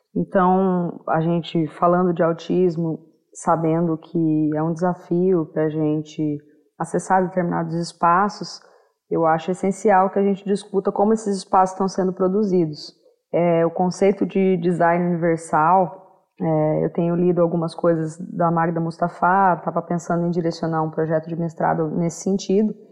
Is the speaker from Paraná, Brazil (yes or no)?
yes; Maringá, Paraná, Brazil; sou de Maringá, no Paraná